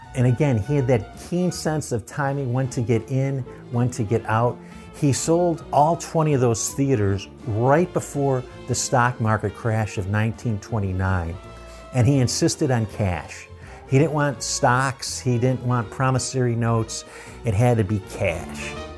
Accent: Buffalo, New York, United States; Buffalo, which is my hometown

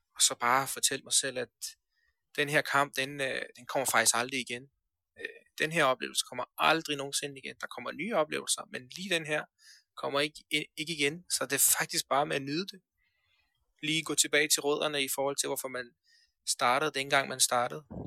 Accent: Denmark; also born or lived in Afghanistan / Iran; vi kommer til Danmark, øh, når jeg er 8 år

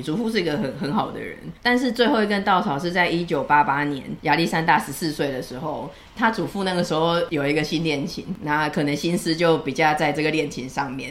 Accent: Taiwan; 所以我们台湾这边

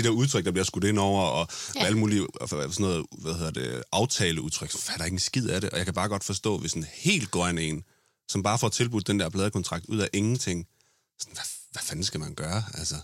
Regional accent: Funen, Southern Denmark, Denmark; som vi er fra Fyn

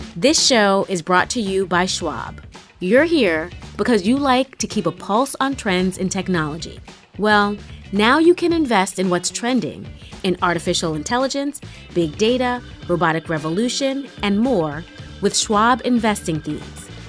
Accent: New York City, New York, United States; growing up in Spanish Harlem

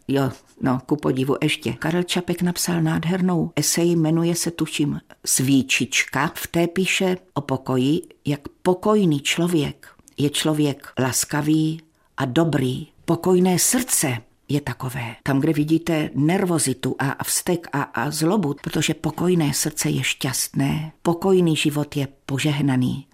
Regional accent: South Moravian Region, Czechia; moved away as an adult; now in North Moravia, Czechia; Jsem z Jižní Moravy a tam se mluví trochu jinak

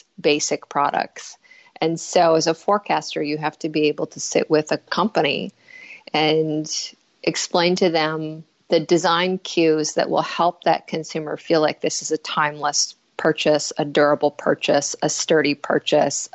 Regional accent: Northern Canada, Canada; moved away; also born or lived in Winnipeg, Manitoba; I am Canadian, and I was born in a small mining town in northern Canada, about 13 hours north of the American border.

